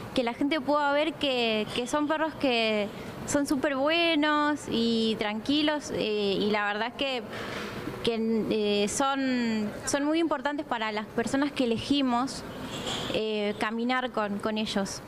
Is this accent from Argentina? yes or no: yes; Laguna Paiva, Santa Fe, Argentina; yo soy de Laguna Paiva